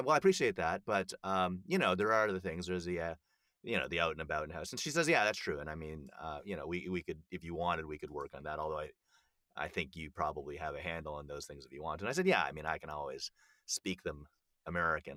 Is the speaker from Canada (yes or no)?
yes; Canada; accent: Canadian; moved away; I'm Canadian, and obviously, I I, I don't have much of an accent